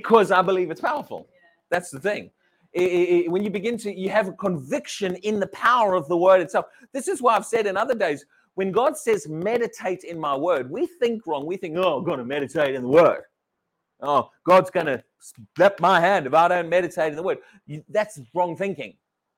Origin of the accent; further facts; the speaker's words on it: United Kingdom; We're British